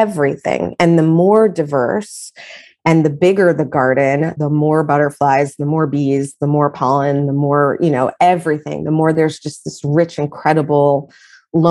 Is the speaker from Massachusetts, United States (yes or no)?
no; New York City, New York, United States; I'm a New Yorker